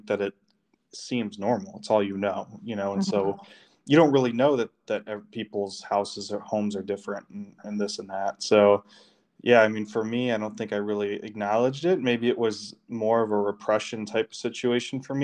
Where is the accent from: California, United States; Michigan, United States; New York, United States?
Michigan, United States; Detroit; I was born and raised in the Detroit area